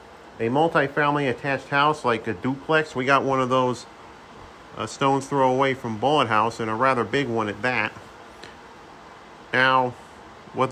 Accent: Saratoga Springs, New York, United States; also born or lived in Halfmoon, New York; my hometown of Saratoga Springs

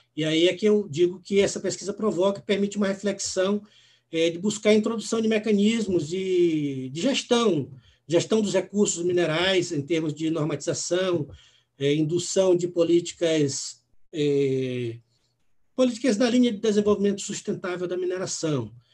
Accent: São Luís, Maranhão, Brazil; moved away; also born or lived in Natal / Recife; eu sou maranhense, nasci em São Luís, depois morei em Natal por duas, duas oportunidades, morei também em Recife

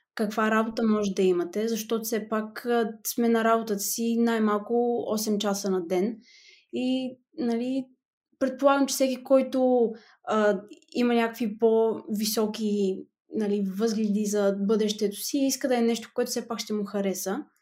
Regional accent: Petrich, Blagoevgrad Province, Bulgaria; moved away as an adult; now in Netherlands; от Петрич на 22 години

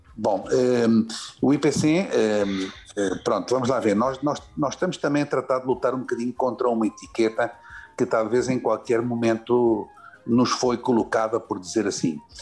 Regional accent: Lisbon, Portugal; moved away as an adult; now in Venezuela; nasci em Lisboa, uh, realmente de família do norte do país

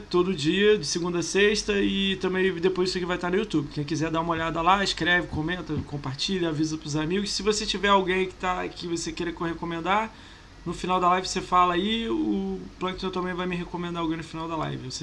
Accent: Rio de Janeiro, Brazil; Mas a gente é do Rio

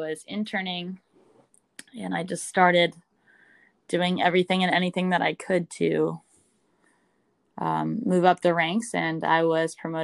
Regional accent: San Francisco Bay Area, California, United States; I'm from the San Francisco Bay Area. I've always been a West Coast girl

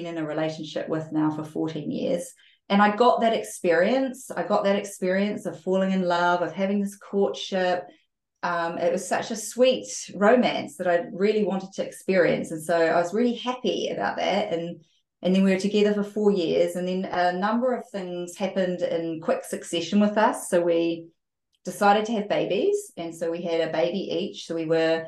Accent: New Zealand; I grew up in New Zealand

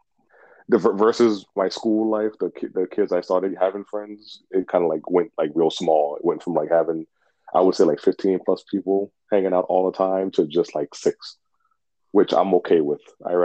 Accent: the South, United States; being a black kid growing up in the South.

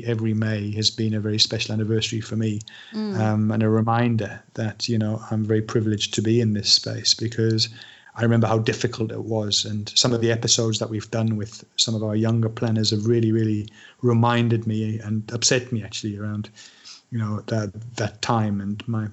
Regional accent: Sunderland, North East England, United Kingdom; moved away as an adult; also born or lived in Manchester; Coming from my hometown of Sunderland

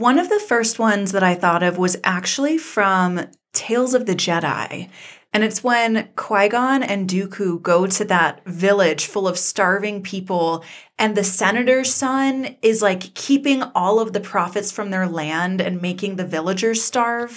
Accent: Georgia, United States; moved away as an adult; also born or lived in Colorado; I grew up in the American South, and I went to college in Colorado, and I always got a lot of flack for my accent and for coming from Georgia

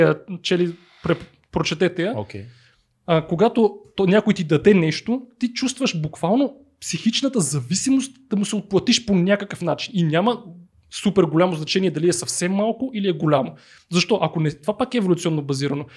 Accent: Blagoevgrad, Blagoevgrad Province, Bulgaria; аз съм от Благоевград

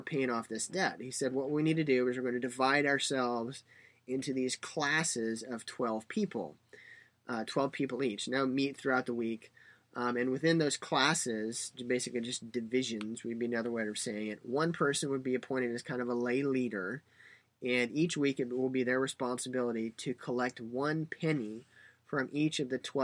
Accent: United States; Being an American

